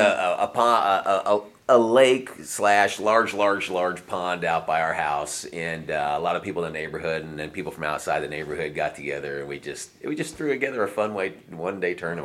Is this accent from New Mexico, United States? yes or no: no; New Jersey, United States; that was where I was born and raised in New Jersey